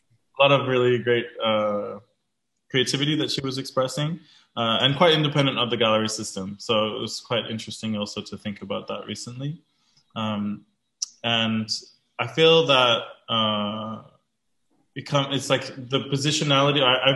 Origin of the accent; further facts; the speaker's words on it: Australia; also born or lived in Queensland / Samoa; I was born in Yiwubara Nation territory on the central coast of Queensland, but grew up on lots of different First Nations territories along the eastern seaboard of Australia, what's currently called Australia, and also on our ancestral lands in Samoa.